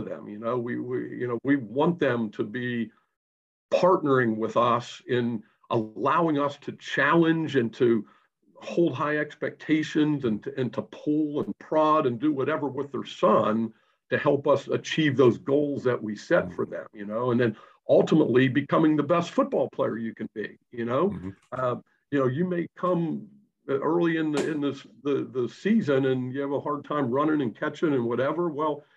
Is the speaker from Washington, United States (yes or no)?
no; Pittsburgh, Pennsylvania, United States; moved away; I'm originally from Pittsburgh, Pennsylvania.